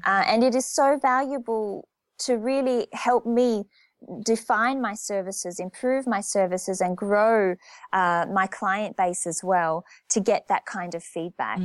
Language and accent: English; Australia; moved away as an adult; also born or lived in Japan / France; back in my home country, my culture, my language